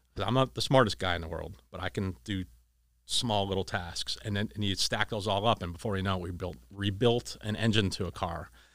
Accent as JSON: {"language": "English", "town": "Erie", "region": "Pennsylvania", "country": "United States", "tie": "born or raised there", "moved": "yes", "said": "we grew up in Erie."}